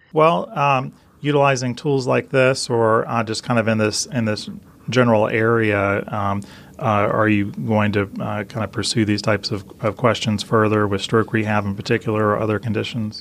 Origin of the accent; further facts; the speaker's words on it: Atlanta, Georgia, United States; my hometown of Atlanta